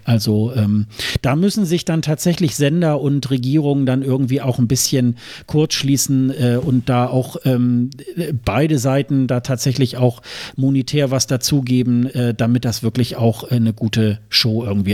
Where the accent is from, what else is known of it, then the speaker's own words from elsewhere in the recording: Germany; als Deutscher